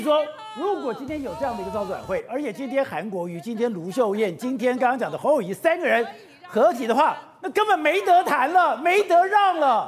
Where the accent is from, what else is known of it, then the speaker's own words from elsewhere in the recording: Changhua County, Taiwan; 彰化，哎，我的故乡